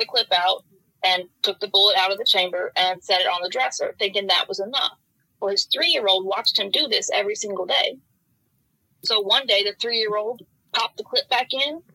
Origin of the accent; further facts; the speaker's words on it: Oldham County, outside Louisville, Kentucky, United States; I grew up in Oldham County right outside of Louisville.